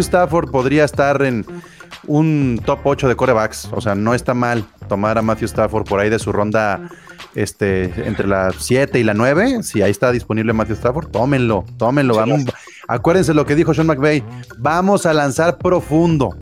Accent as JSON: {"language": "Spanish", "country": "Mexico", "said": "como aficionados mexicanos"}